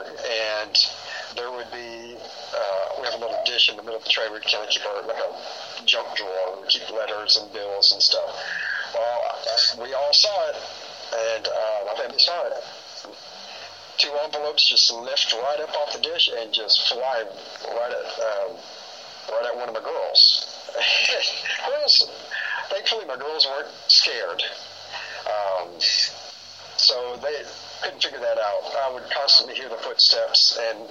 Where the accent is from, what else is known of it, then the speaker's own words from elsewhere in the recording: Houston, Texas, United States; Born and raised in Houston, Texas.